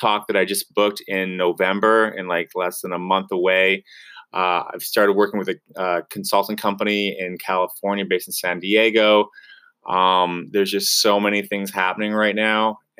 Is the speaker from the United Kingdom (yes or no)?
no; Canada; We're both from Canada.